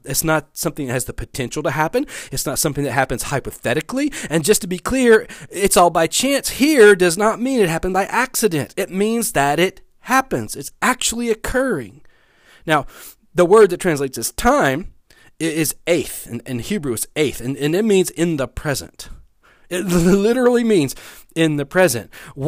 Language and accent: English; West Monroe, Louisiana, United States; Now, I've been living in Louisiana most of my life. I grew up in West Monroe. I've lived in Bossier City. I've lived in Shreveport.